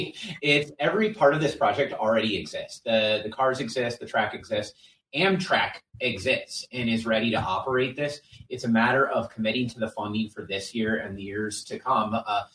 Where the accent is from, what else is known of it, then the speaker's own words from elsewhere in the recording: Wisconsin, United States; let's be real, we're from Wisconsin.